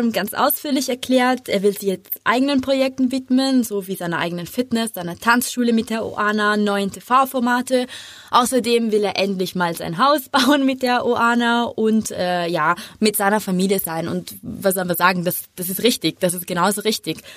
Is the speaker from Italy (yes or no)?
yes; Italy; German is a second language; Wir, wir, singen gerne, aber tanzen muss nicht